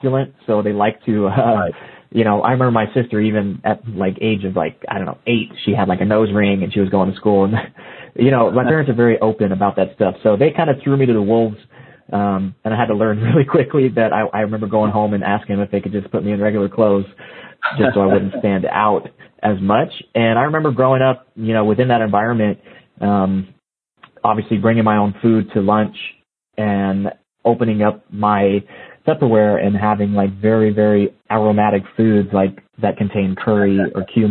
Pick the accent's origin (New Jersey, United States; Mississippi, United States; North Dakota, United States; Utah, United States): Mississippi, United States; South; moved away; also born or lived in California; I grew up in South Mississippi, man. So I was in the heat of everything, you know, growing up. And it wasn't until I moved to California